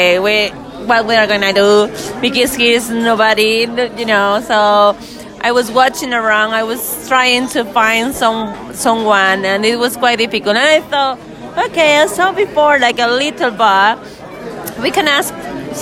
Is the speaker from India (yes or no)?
no; Ecuador; accent: Ecuadorian mixed with Spanish; first language Spanish; English is a second language; moved away as an adult; now in Madrid, Spain; I'm Ecuadorian